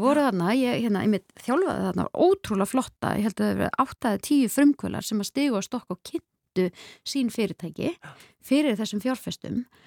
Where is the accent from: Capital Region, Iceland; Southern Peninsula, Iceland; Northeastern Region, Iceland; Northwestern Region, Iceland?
Northwestern Region, Iceland; Hvammstangi; ég elst upp á kvamstonga